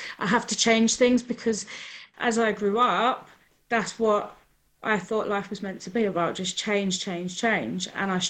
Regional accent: Newcastle, North East England, United Kingdom; also born or lived in London; I started off in Newcastle.

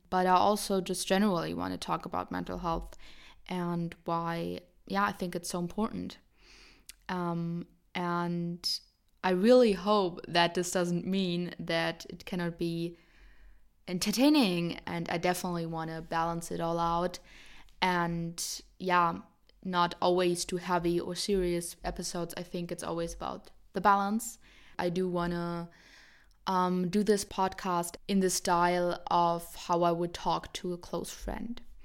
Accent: Germany; I'm seventeen, I'm from Germany

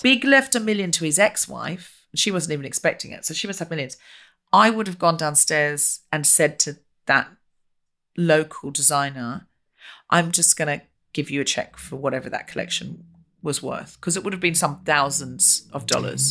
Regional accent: Australia; We're both Australian

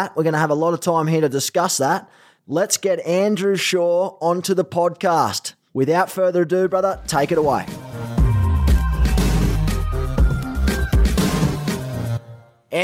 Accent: Australia; accent: Aussie; moved away as an adult; now in Los Angeles, United States

